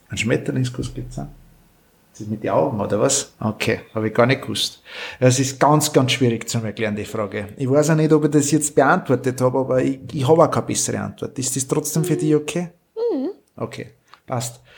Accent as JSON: {"language": "German", "country": "Austria", "said": "bei uns in Österreich"}